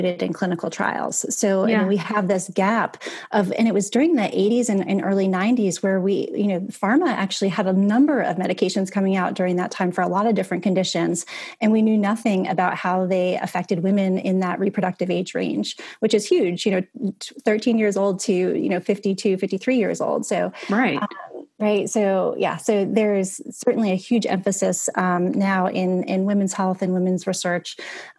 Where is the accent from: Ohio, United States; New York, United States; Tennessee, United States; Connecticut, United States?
Connecticut, United States; moved away as an adult; also born or lived in Boston, United States; now in Charleston, United States; I'm originally from Connecticut